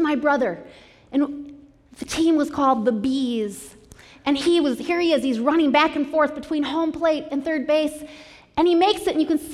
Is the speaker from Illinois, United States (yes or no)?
yes; Chicago, Illinois, United States; I grew up in Chicago